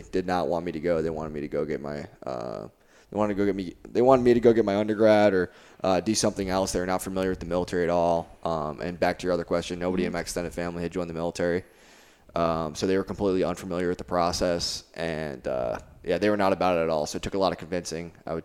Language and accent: English; Naperville, Illinois, United States; moved away as an adult; I grew up just outside of Chicago in Naperville, Illinois, in the suburbs